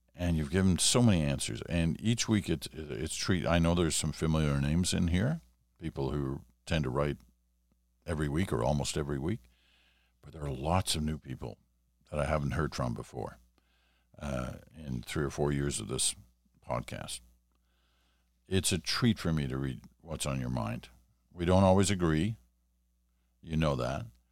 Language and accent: English; Ottawa, Ontario, Canada; I was growing up in Ottawa, and I would have been like seven or eight years old